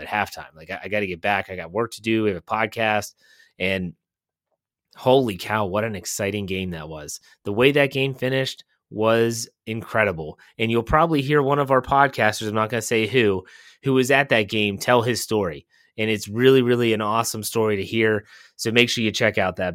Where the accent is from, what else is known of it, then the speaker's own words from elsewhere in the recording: Wheeling, West Virginia, United States; Growing up in Wheeling, West Virginia